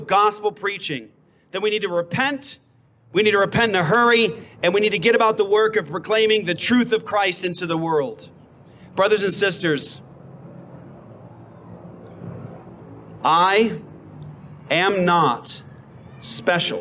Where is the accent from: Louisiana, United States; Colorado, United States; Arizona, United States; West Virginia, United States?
Arizona, United States; Phoenix; I'm from Phoenix. I'm from Arizona